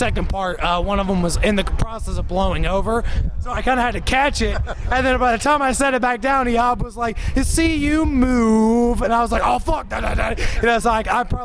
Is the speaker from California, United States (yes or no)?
no; Columbus, Ohio, United States; We're Columbus natives